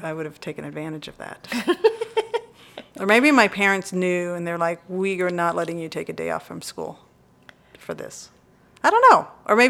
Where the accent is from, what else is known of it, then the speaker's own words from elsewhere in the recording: Burleson, Texas, United States; I grew up in Burleson.